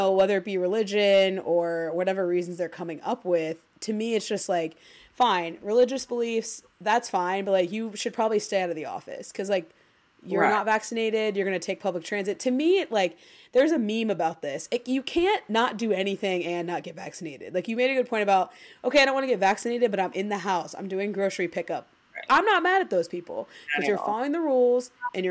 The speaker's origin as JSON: {"language": "English", "region": "Ohio", "country": "United States", "said": "we're from Ohio"}